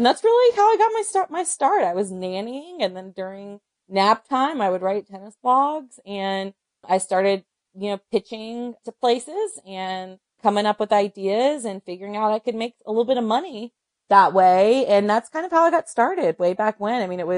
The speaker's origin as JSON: {"language": "English", "region": "North Carolina", "country": "United States", "said": "And then, of course, I'm from North Carolina, so men's college basketball was always a big part of my my media and sports diet."}